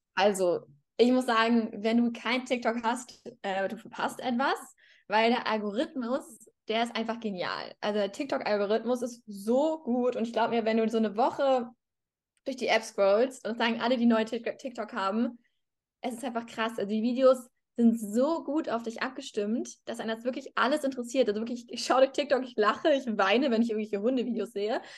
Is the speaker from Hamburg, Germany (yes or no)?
yes; Hamburg, Germany; moved away as an adult; now in Madrid, Spain; ich bin ja auch aus, also ich komme auch aus Hamburg, ich habe in Hamburg studiert